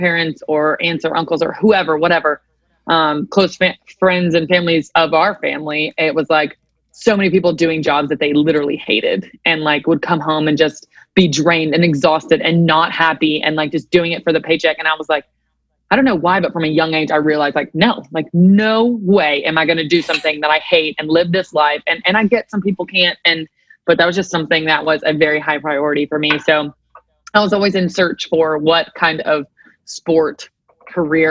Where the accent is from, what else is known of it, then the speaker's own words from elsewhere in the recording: Nashville, Tennessee, United States; also born or lived in Chattanooga, Tennessee; born and raised in Nashville, Tennessee